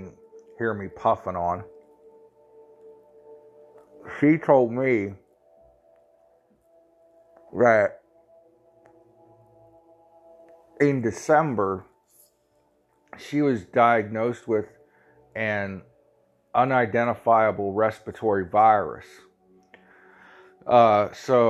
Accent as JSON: {"language": "English", "region": "Ohio", "country": "United States", "said": "I'm from Ohio."}